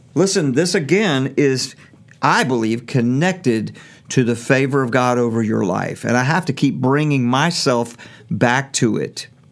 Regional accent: Norfolk, Virginia, United States; I was raised in Norfolk public schools

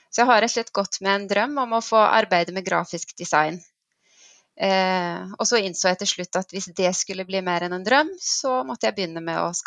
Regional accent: Nepal; accent: Nepal dialect; also born or lived in Bømlo, Norway; så den her eh, Nepal-dialekten min, den har jeg beholdt.

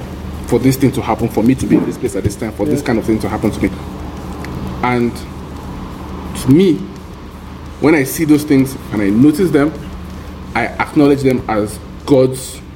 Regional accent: Nigeria; As a Nigerian

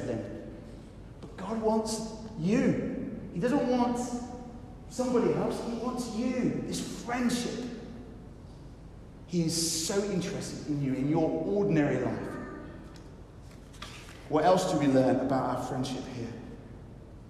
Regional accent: United Kingdom; I know we're British

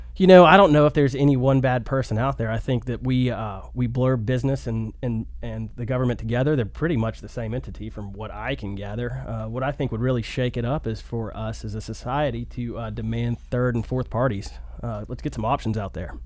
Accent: Chattanooga, Tennessee, United States; I'm an American and I'm a Chattanoogan

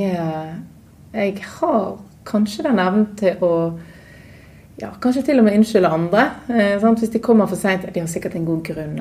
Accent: Knarvik, Vestland, Norway; also born or lived in Oslo / United States; now in Bergen, Norway; Jeg er jo fra Bergen

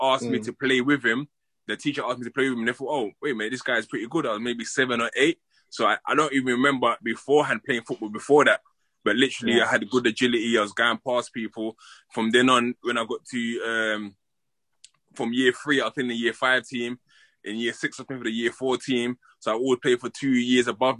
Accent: London, United Kingdom; I grew up in Peckham. I grew up in Peckham

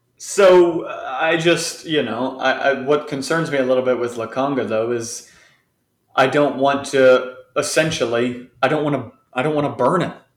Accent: United States; I'm an American

